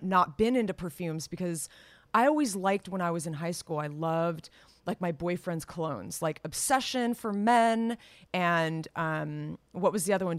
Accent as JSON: {"language": "English", "town": "Los Gatos", "region": "California", "country": "United States", "tie": "born or raised there", "moved": "yes", "said": "my hometown, Las Gatas"}